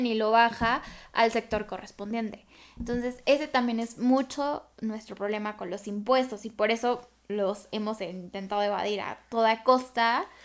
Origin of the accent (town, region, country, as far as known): Mexico